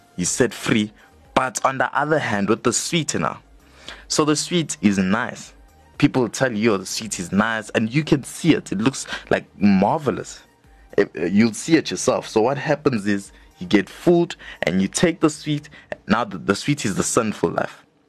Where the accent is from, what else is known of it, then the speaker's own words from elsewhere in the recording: Johannesburg, Gauteng, South Africa; we are both from Johannesburg South